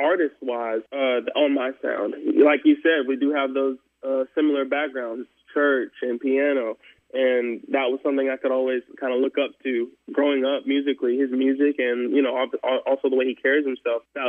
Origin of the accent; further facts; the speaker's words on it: the South, South Carolina, United States; growing up in the South, for sure, one of the big things that influences your sound musically is definitely church